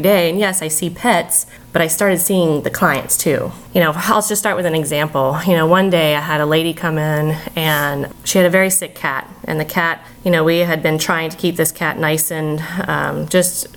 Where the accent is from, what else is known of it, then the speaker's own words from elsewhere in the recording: Ocala National Forest, Florida, United States; I grew up in the Ocala National Forest